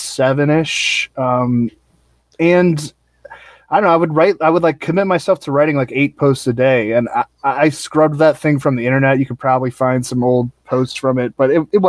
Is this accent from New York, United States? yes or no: no; St. Louis, Missouri, United States; born or raised there; also born or lived in Alexandria, Virginia / Arlington, Virginia / Dayton, Ohio